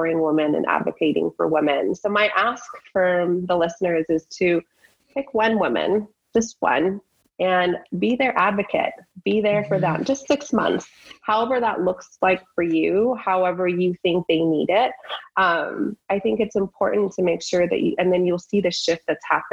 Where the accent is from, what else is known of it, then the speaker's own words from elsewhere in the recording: United States; also born or lived in Iran; now in San Diego, United States; being here since I was 8 years old, I feel like I'm more American than I am Persian